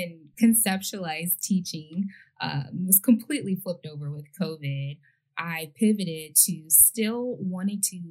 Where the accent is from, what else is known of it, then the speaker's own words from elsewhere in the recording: Detroit, Michigan, United States; I'm from the East Side, which is the Metro Detroit area